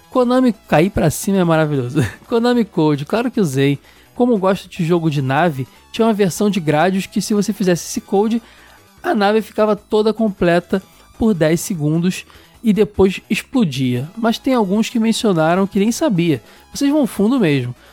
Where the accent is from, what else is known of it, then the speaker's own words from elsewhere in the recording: Poá, São Paulo, Brazil; muito bom apelido tenho 19 anos e sou de Poa, São Paulo. Poá, São Paulo.